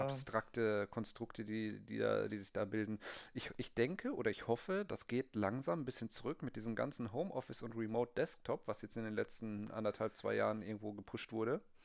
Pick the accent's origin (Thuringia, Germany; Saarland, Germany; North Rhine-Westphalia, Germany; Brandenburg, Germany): North Rhine-Westphalia, Germany; Bielefeld; moved away; Ich bin ja auch äh, aufgewachsen in Vorstadt oder auch irgendwo Dorf vielleicht